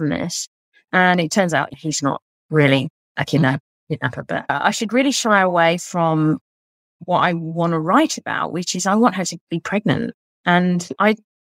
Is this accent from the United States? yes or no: no; England, United Kingdom; now in Australia; being an English author